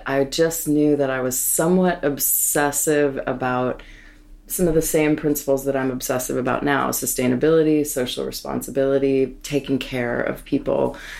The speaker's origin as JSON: {"language": "English", "region": "Maine", "country": "United States", "tie": "born or raised there", "also_born_or_lived": "Bronx, New York / San Francisco / the Berkshires", "moved": "as an adult"}